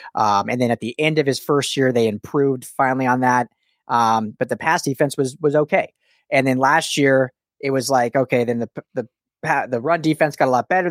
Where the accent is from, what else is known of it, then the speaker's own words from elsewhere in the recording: Denver, Colorado, United States; now in Los Angeles, United States; I, I live in LA. I, I own the LA Football Network. I cover LA, but I'm from Denver